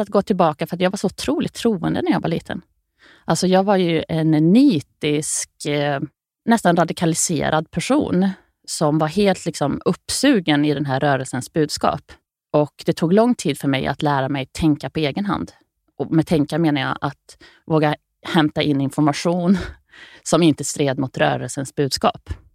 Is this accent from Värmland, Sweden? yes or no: yes; Grums, Värmland, Sweden; i Grums där jag växte upp